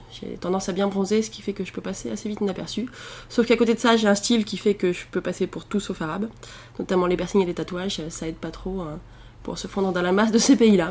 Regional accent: Allier, Auvergne-Rhône-Alpes, France; moved away as an adult; also born or lived in Alexandria, Egypt; je serais bourbonnaise, parce que je viens de l'Allier et que, bon, euh, c'est j'ai quand même un rapport. Hein, j'ai passé quasiment 20 ans de ma vie là-bas

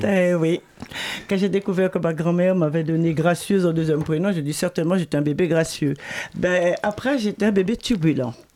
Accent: Paris, Île-de-France, France; also born or lived in Pointe-à-Pitre, Guadeloupe; je suis née à, Pointe-à-Pitre. Moi, j'ai grandi, oui, euh, de Panama à, la Goutte d'Or

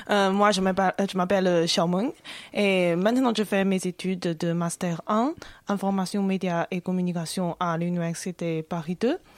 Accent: Dalian, Liaoning, China; born there; French is a second language; Ma ville natale, euh, c'est surtout caractérisée par le tourisme, parce que c'est près de la mer.

